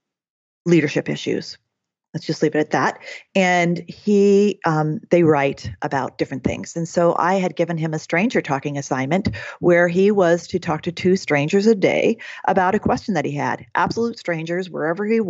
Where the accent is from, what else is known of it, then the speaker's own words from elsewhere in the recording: Oregon, United States; I'm from Oregon